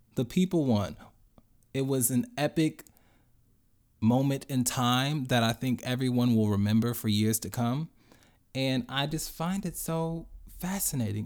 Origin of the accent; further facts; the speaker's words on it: Chicago, Illinois, United States; I grew up and went to Roseland Christian School in Chicago.